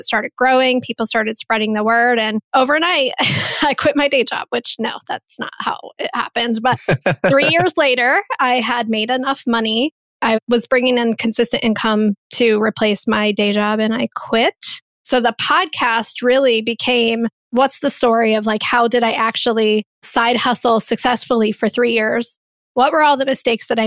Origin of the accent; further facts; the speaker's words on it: Columbus, Ohio, United States; here in my hometown of Columbus, Ohio